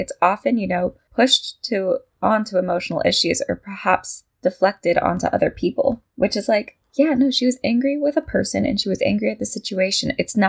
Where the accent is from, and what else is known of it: United States